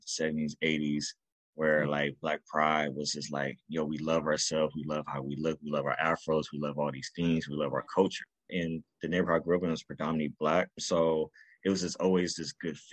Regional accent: Carson, California, United States; also born or lived in New York; So I'm originally from Carson, California. That's where I was raised up.

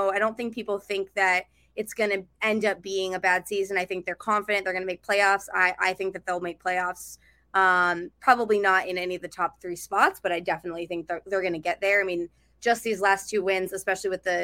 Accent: New Hampshire, United States; now in Portland, United States; I'm from New Hampshire. My family's on the East Coast

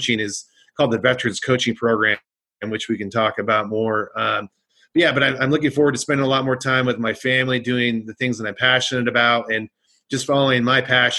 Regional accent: Northern California, United States; moved away as an adult; also born or lived in New York; I'm originally from Northern California, small town

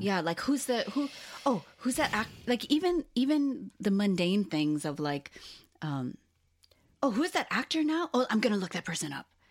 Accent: Hawaii, United States; also born or lived in Los Angeles, United States; now in Portland, United States; being born and raised in Hawaii and then moving to L A was a huge shock

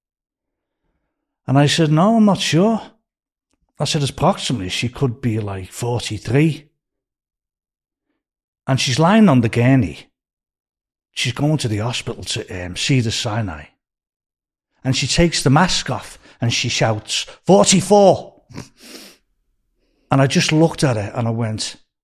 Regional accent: Liverpool, North West England, United Kingdom; moved away as an adult; also born or lived in Beverly Hills; now in California, United States; I was born in Scotland Road

